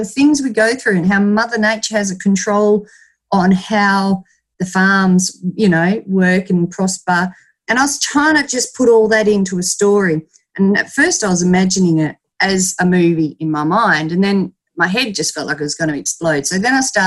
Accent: Pingaring, Western Australia, Australia; I was born and raised in Pingaring. It's a tiny, tiny little town about 3.5 hours southeast from Perth

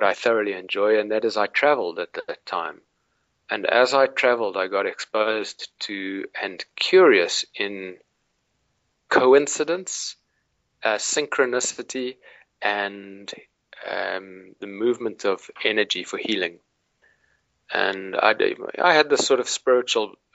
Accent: Cape Town, Western Cape, South Africa; I grew up in Cape Town, South Africa

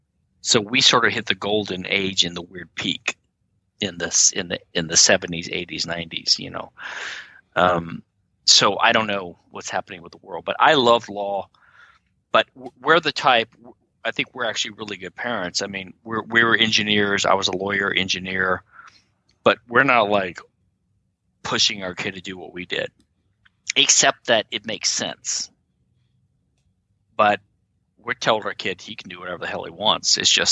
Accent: the South, United States; Sorry, we made it on our own. We're from the South. We made it on our own.

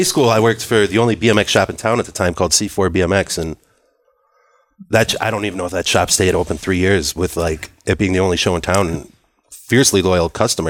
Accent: Whitefish Bay, Wisconsin, United States; Well, I'm from Whitefish Bay.

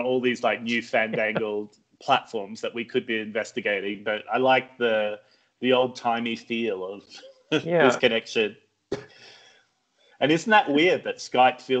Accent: Australia; moved away as an adult; also born or lived in United Kingdom; now in Mexico; I'm originally from Australia, but once again, I haven't lived in Australia for more than 10 years

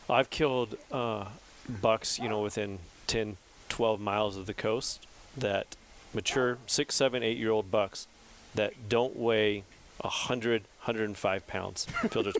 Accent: Central Valley, California, United States; I was born and raised in the Central Valley

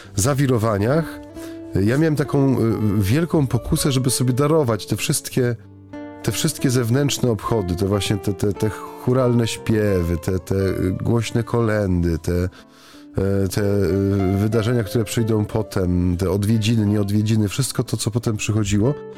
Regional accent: Silesian Voivodeship, Poland; U, u, nas na Śląsku

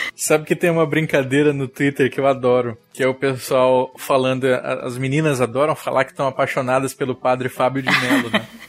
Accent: Mato Grosso do Sul, Brazil; Eu sou de Mato Grosso do Sul

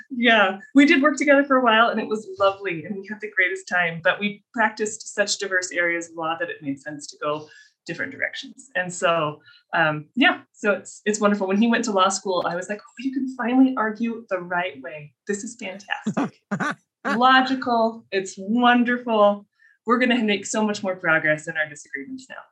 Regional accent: Colorado, United States; moved away as an adult; also born or lived in Minnesota; now in Utah, United States; I was raised in Colorado and then I came out here for my undergrad

